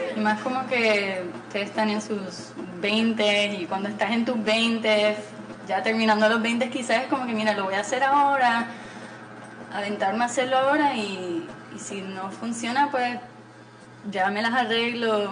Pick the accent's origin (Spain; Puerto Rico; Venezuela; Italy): Puerto Rico; also born or lived in Mexico City, Mexico / Texas, United States; me crié aquí en Puerto Rico